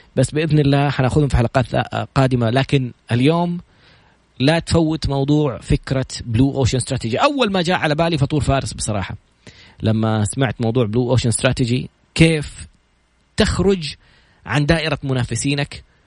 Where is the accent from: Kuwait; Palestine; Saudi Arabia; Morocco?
Saudi Arabia; عندنا في السعوديه